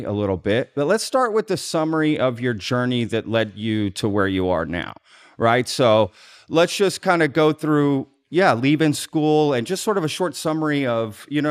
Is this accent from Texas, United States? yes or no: yes; Dallas, Texas, United States; I grew up in Dallas